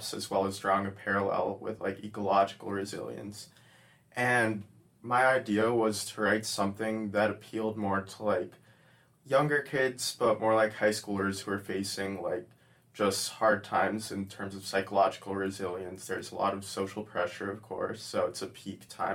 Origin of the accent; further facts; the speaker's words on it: Fort Myers, Florida, United States; I'm from Fort Myers, Florida